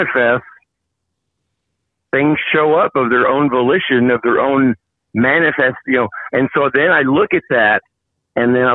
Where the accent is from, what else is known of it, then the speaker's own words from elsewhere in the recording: Tulsa, Oklahoma, United States; also born or lived in Las Vegas; I've, been back to Tulsa, now my hometown